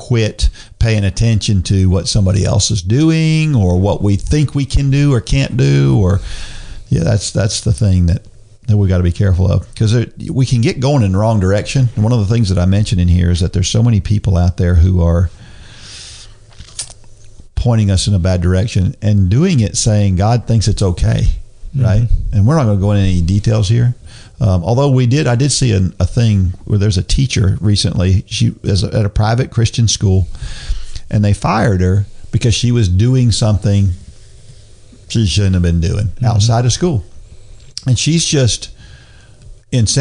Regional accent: New Jersey, United States; I'm from New Jersey

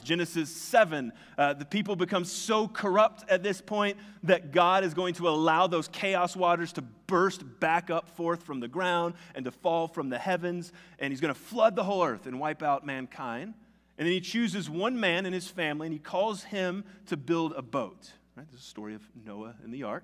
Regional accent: the South, United States; moved away; me and all my friends that grew up in the South

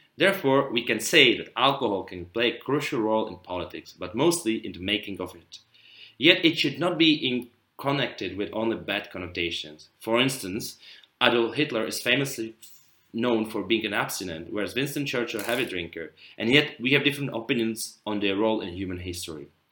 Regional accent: Prague, Czechia; from Prague, Czech Republic

